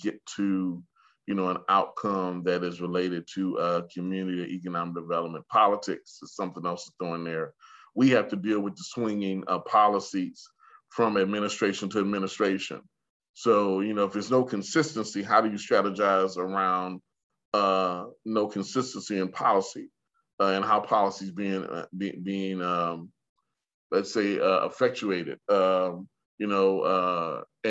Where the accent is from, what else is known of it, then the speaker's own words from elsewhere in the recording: Sioux Falls, South Dakota, United States; growing up in Sioux Falls, South Dakota